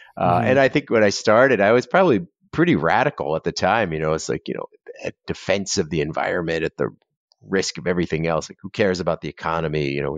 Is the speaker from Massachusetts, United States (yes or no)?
no; Florida, United States; And we grew up in Southern Florida. And, you know, there's still pretty wild at that point.